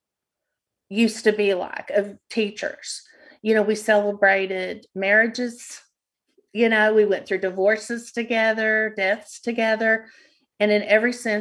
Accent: Odessa, Texas, United States; I loved working in Odessa because I grew up in Odessa and I knew everyone

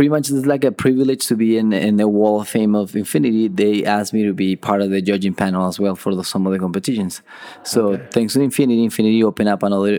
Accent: Colombia; moved away as an adult; now in United States; I am from Colombia. I moved to the States about 10 years ago.

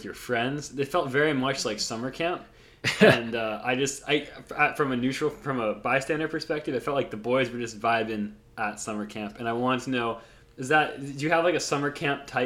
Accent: North Carolina, United States; growing up in North Carolina

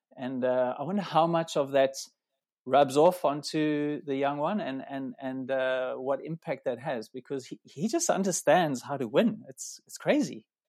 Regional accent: South Africa; we come from a similar area in South Africa

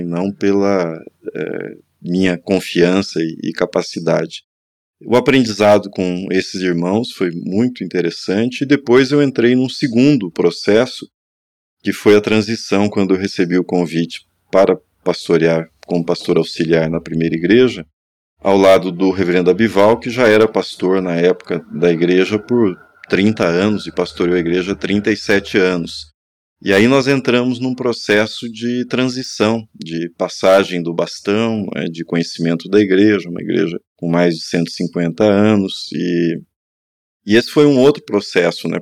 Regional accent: interior of Paraná, Brazil; moved away; eu fiz no interior do Paraná, de onde eu sou, na minha própria cidade

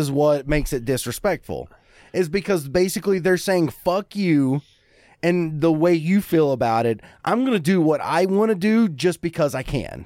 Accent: Eubank, Kentucky, United States; moved away; growing up in Eubank

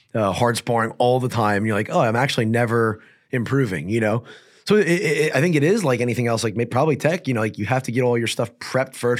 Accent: New Jersey, United States; I'm from New Jersey

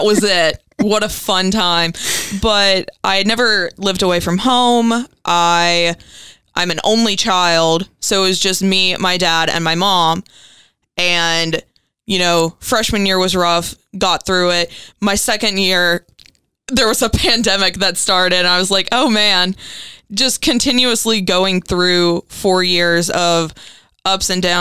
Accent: Greenville, Kentucky, United States; also born or lived in Bremen, Kentucky; I grew up in Greenville, Kentucky, which is also in Muhlenberg County.

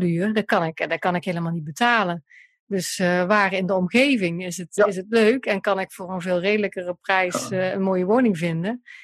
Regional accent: Central Limburg, Netherlands; now in Eindhoven, Netherlands; ik kom uit Limburg, hè, uit de Midden-Limburg

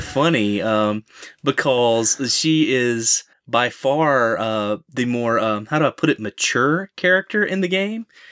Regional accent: Southern, Southern United States, United States; accent: heavy Southern; My heavy Southern accent

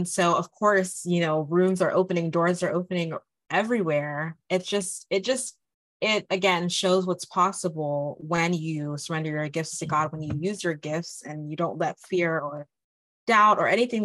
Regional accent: Nigeria; I'm Nigerian.

